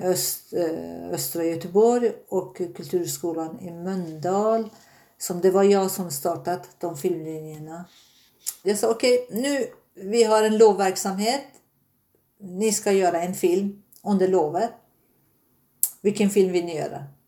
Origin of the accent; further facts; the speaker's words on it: Tehran, Tehran Province, Iran; Swedish is a second language; moved away as an adult; now in Sweden; Jag är född i Iran, Teherans eh, huvudstad, men mina föräldrar är Azerbajdzjan, eh, azerbajdzjaner i Iran